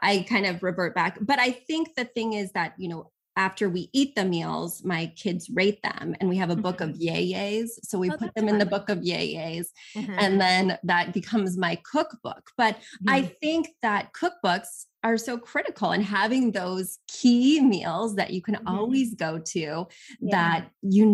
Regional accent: Missouri, United States; moved away; also born or lived in Brooklyn; I'm from Missouri and we were a meat and potatoes family.

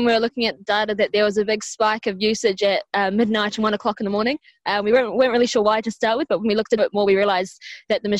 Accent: New Zealand; now in Ireland; I'm not from Ireland, I'm from New Zealand.

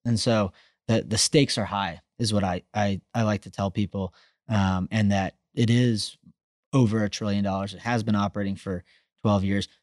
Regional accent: Austin, Texas, United States; I'm from Texas, I'm from Austin

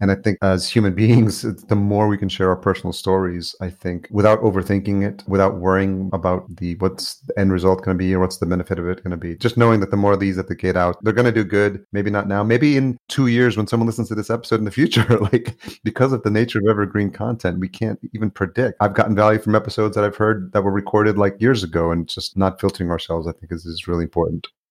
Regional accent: just outside New York, United States; also born or lived in El Salvador; I grew up in just outside New York and lived in New York City

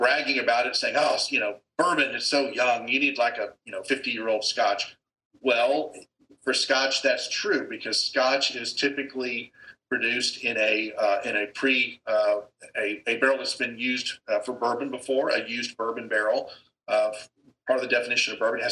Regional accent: Dallas, Texas, United States; I grew up in Dallas

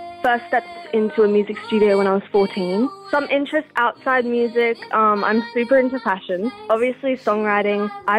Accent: Brisbane, Queensland, Australia; I'm 16 years old. I'm a singer-songwriter from Brisbane.

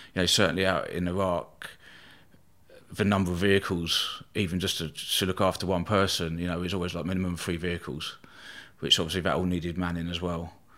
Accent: Eastbourne, South East England, United Kingdom; born or raised there

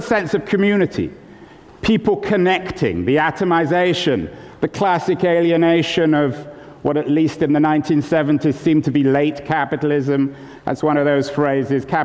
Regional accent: California, United States; Um, and I'm from California. I don't always sound as if I'm from California.

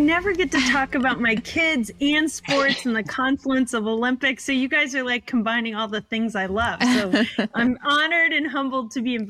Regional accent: Germany; also born or lived in Italy; Actually, both my parents were in the military, and I was lucky enough to travel around the world. So I grew up in Germany and Italy.

